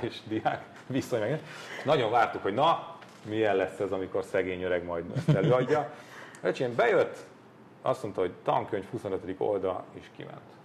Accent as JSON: {"language": "Hungarian", "country": "Hungary", "said": "Milyen rohadt büszkék voltunk arra rendszerváltáskor, hogy, hogy magyarok vagyunk."}